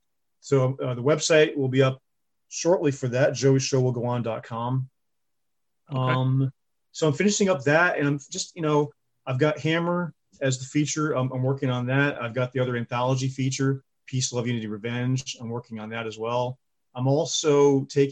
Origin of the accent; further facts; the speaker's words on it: Connecticut, United States; I was born in Connecticut, actually